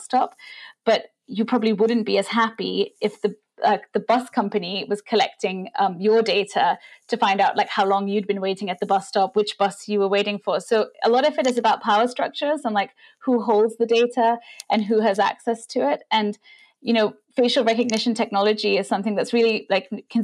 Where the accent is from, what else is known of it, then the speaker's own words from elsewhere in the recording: India; moved away; I grew up in India